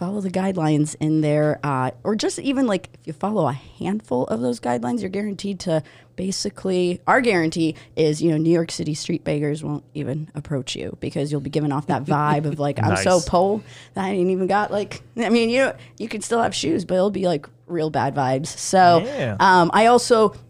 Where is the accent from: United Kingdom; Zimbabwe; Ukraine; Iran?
Ukraine; Odesa, Odesa Oblast; now in United States; I'm originally from Odessa, Ukraine